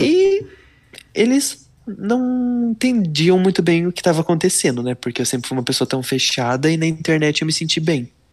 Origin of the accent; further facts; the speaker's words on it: Leme, São Paulo, Brazil; Leme, São Paulo, interior.